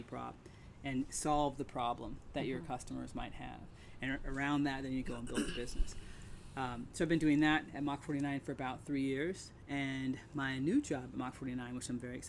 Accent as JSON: {"language": "English", "town": "Dayton", "region": "Ohio", "country": "United States", "tie": "born or raised there", "said": "I grew up in Dayton, Ohio, Wright-Patterson Air Force Base. My father was in the Air Force"}